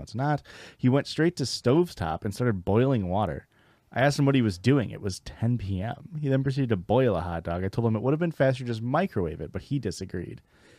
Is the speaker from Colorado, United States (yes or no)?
no; Missouri, United States; I'm also from the Midwest, Missouri